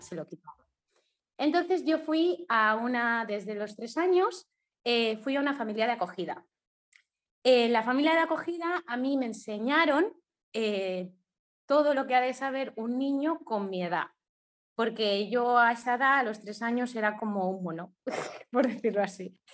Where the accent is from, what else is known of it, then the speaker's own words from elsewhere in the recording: Mallorca, Balearic Islands, Spain; also born or lived in Ibagué, Colombia; soy de Mallorca, de España